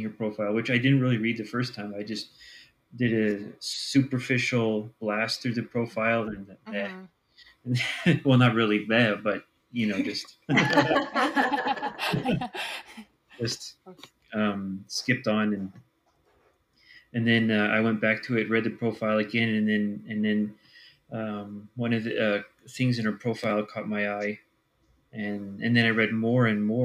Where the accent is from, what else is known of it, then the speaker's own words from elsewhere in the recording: Switzerland; I originally live in Switzerland.